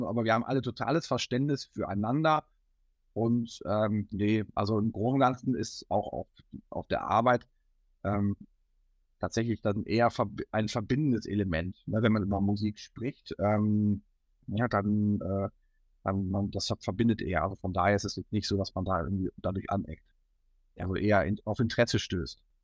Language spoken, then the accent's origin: German; Hattingen, North Rhine-Westphalia, Germany; also tatsächlich ist Hattingen so die Hometown. Also ah, ähm, äh, das ist so, wo wir herkommen, wo wir aufgewachsen bin, sind